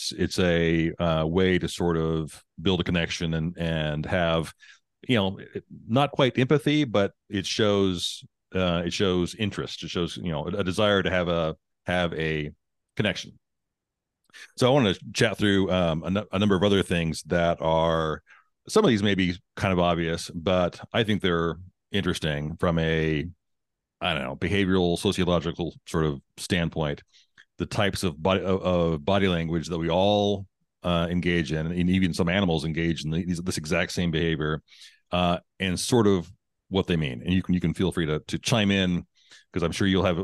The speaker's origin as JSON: {"language": "English", "region": "Texas", "country": "United States", "tie": "born or raised there", "said": "Born and raised in Texas"}